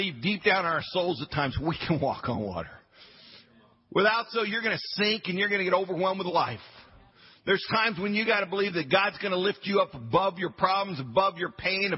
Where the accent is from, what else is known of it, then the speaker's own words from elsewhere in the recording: Western Colorado, United States; I was a hick from Western Colorado